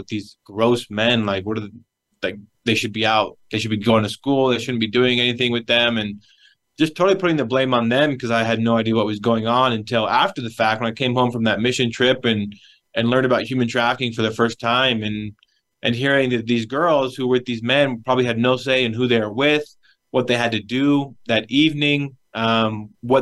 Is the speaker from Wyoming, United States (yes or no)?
yes; Wyoming, United States; I'm from Wyoming. That's where I grew up. I was born and raised in the Cowboy State